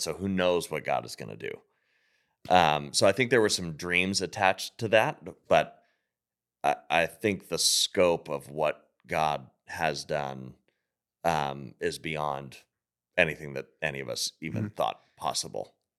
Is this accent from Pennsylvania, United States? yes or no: yes; Pittsburgh, Pennsylvania, United States; moved away; I grew up in Pittsburgh.